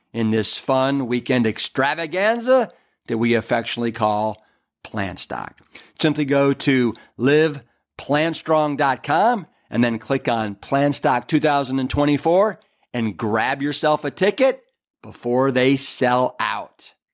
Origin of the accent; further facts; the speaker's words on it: Ohio, United States; hails from Ohio, just like